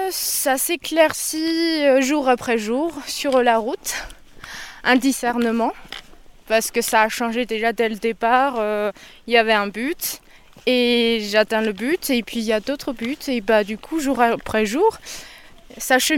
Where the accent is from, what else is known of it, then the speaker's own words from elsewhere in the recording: China; moved away as an adult; now in France; Je suis chinoise d'origine, mais je suis française aujourd'hui.